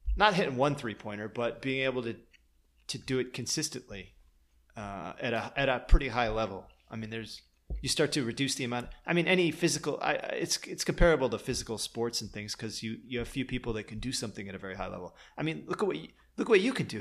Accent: Lansing, Michigan, United States; moved away; also born or lived in Green Bay, Wisconsin / outskirts of Chicago; I was born in Green Bay, and I left there when I was three, and then I lived in Michigan

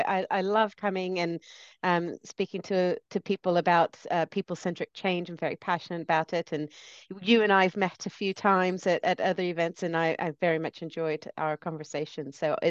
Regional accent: United States; now in United Kingdom; that's why my accent goes all over the place. I grew up in the States, but I live here and I'm British.

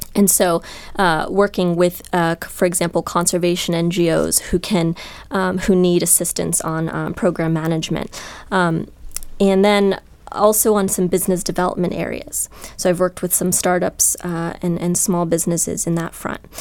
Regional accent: Columbus, Ohio, United States; moved away; I'm from Columbus, Ohio, where Jack Hanna is actually was a role model of mine growing up

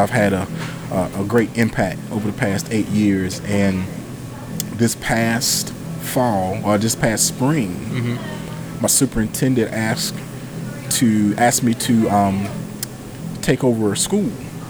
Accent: Whiteville, North Carolina, United States; born there; also born or lived in Fayetteville / Raleigh / Jacksonville / Durham; now in Elizabeth City, United States; So I was born in Columbus County.

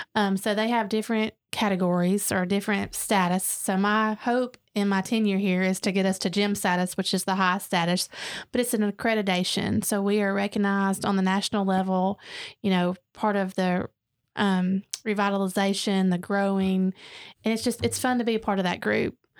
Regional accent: Dalton, Georgia, United States; moved away; now we come back and we're like, "This is great."

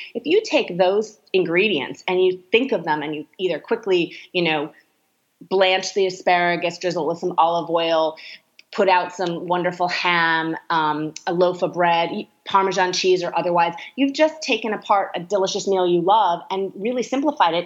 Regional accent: California, United States; I'm from California

